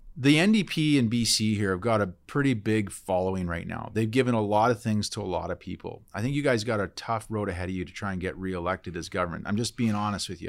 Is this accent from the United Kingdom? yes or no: no; Port Alberni, British Columbia, Canada; I grew up in Port Alberni